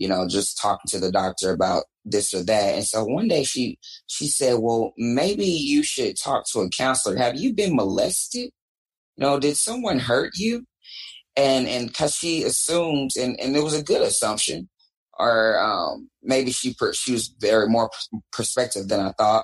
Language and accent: English; Dallas, Texas, United States; I am talking to you live from downtown Dallas, Texas, my hometown